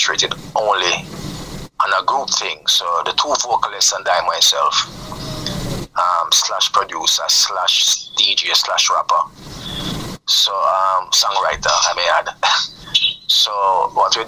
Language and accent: English; Jamaica; … is a group that predominantly we are Jamaican